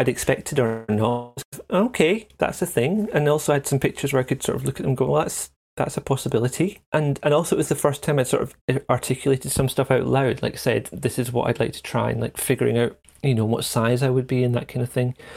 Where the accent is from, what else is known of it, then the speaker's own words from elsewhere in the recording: central Scotland, United Kingdom; the first nine, ten years was kind of in a small town in central Scotland